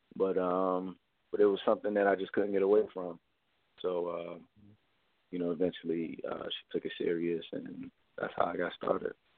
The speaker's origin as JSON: {"language": "English", "town": "Baltimore", "region": "Maryland", "country": "United States", "tie": "born or raised there", "said": "I'm from Baltimore, Maryland. Um, I grew up in Baltimore"}